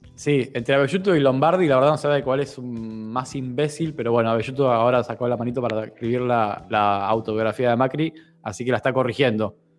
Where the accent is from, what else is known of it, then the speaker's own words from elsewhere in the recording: Argentina; soy argentino